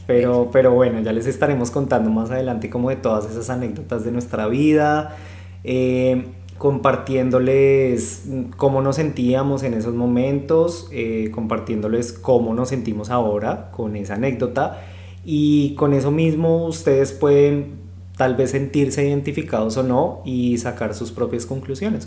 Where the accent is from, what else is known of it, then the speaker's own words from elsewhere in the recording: Bogotá, Colombia; moved away as an adult; also born or lived in Buenos Aires, Argentina; soy de Bogotá, Colombia, eh, pero he vivido pues ya en, dos países. Eh, este vendría siendo el tercero